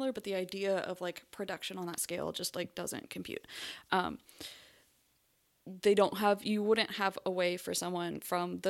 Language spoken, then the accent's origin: English; North Carolina, United States; first language English; I speak the version of English that I learned growing up in North Carolina